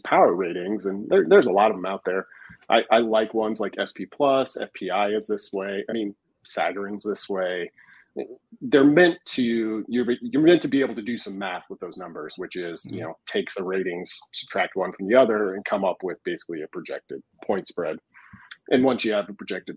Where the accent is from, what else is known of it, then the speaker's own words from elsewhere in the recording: Hemingford, Nebraska, United States; now in Chattanooga, United States; I grew up in Hemingford. I actually, this is a weird story, but I actually live in Chattanooga, Tennessee